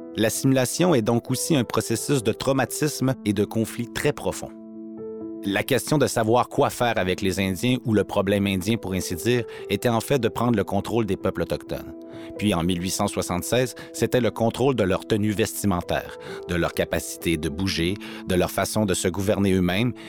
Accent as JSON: {"language": "French", "area": "Little Peguis, north of Winnipeg", "region": "Manitoba", "country": "Canada", "said": "Je suis Anishinaabe de Little Peguis ou de St. Peter's Indian Settlement, juste au nord de Winnipeg."}